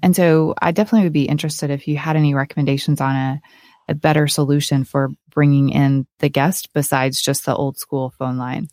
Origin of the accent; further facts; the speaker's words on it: Oklahoma, United States; moved away as an adult; also born or lived in upstate New York / Malibu, California; I grew up in a small town in Oklahoma